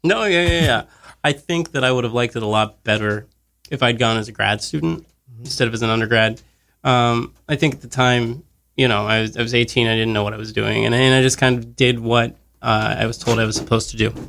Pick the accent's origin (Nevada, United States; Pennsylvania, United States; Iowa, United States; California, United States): Pennsylvania, United States; Monongahela; now in New York, United States; I'm from Monongahela. Pittsburgh's like an hour away